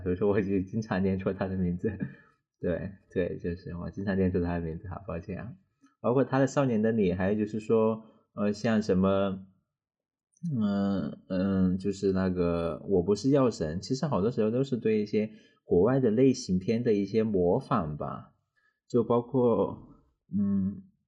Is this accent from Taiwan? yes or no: no; China; 我们中国人